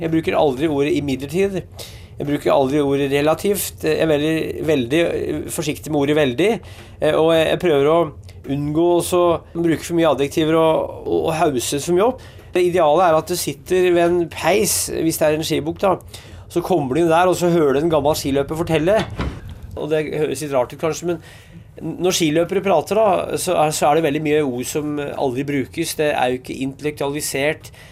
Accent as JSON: {"language": "Norwegian", "area": "Hedmark", "region": "Innlandet", "country": "Norway", "said": "Jeg er fra Hedmark"}